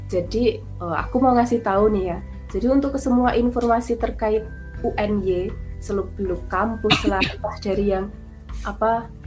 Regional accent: Java, Indonesia; Ya, ya aku juga orang Jawa.

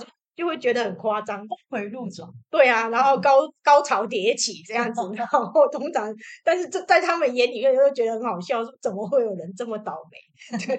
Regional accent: southern Taiwan, Taiwan; 我们是来自南台湾的

